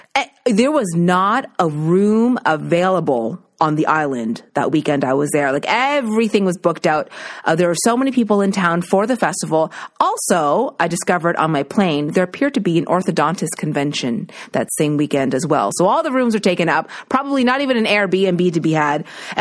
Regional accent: Nova Scotia, Canada; now in Toronto, Canada; as a Maritimer growing up in Nova Scotia

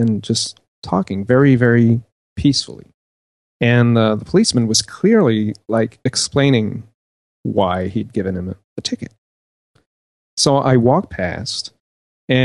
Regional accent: Canada; I'm from Canada

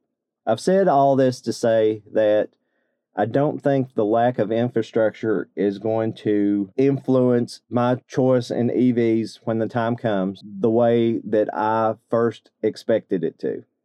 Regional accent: Eastern Kentucky, United States; born or raised there

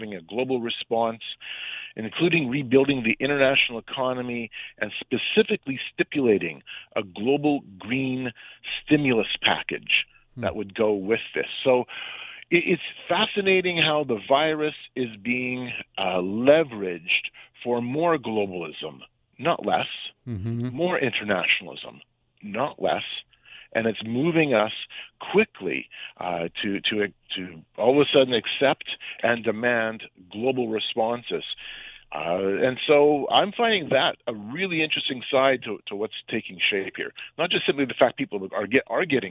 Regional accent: Canada; I'm from Canada

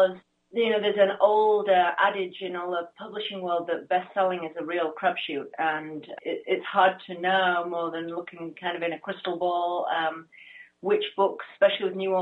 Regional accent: England, United Kingdom; moved away as an adult; also born or lived in California; now in United States; I grew up in England, you can probably hear from the accent

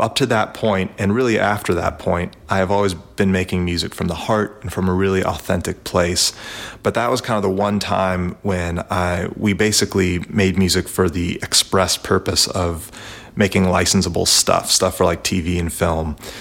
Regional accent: Nashville, Tennessee, United States; I'm from Nashville, Tennessee

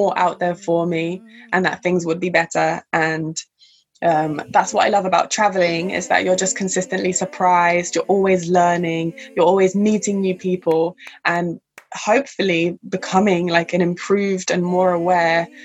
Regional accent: London, United Kingdom; I'm from London, UK, if you can't hear by my accent. And I'm currently in London, England

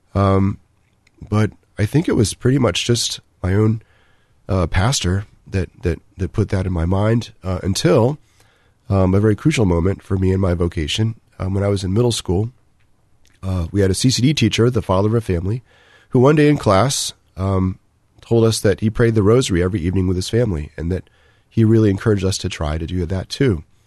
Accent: Maryland, United States; also born or lived in Northern Virginia; now in Columbus, United States; I was born in Northern Virginia, um, grew up mostly in Maryland, so the Washington, D C area

